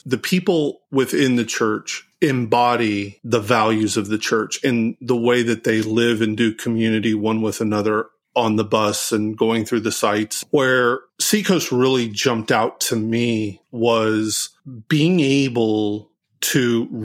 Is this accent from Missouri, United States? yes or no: yes; Springfield, Missouri, United States; I was born and raised in Springfield, Missouri